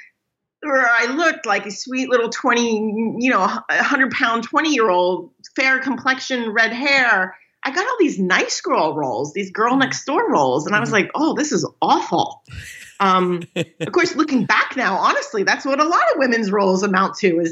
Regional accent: Northern Virginia, United States; born or raised there; moved away as an adult; also born or lived in New York; now in Los Angeles, United States

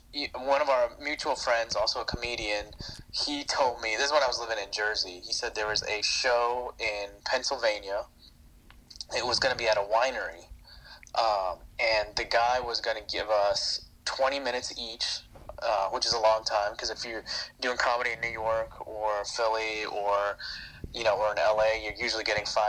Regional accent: India; If you haven't listened to the episode, I'm Indian, so that's something that's important to this story.

